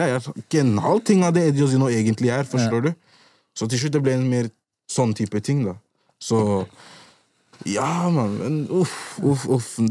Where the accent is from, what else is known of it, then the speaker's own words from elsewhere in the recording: Gambia; Vi er i Hoden. Vi er med gutta. Vi er fra Gambia.